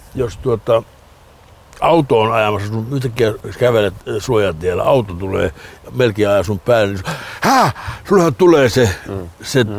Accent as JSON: {"language": "Finnish", "region": "Lapland", "country": "Finland", "tie": "born or raised there", "moved": "yes", "said": "Lappi kun Lappi niin kuin merkitsee mulle, se on mun lapsuuteni."}